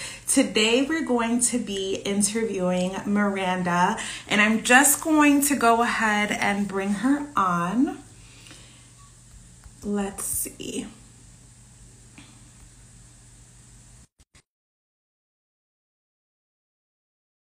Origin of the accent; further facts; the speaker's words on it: New York, United States; I grew up in New York